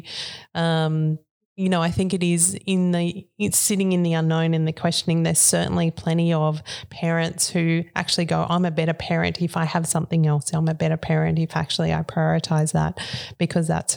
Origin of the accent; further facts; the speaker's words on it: Murwillumbah, New South Wales, Australia; I kind of grew up around that area, so went to high school and primary school in Moolumbah.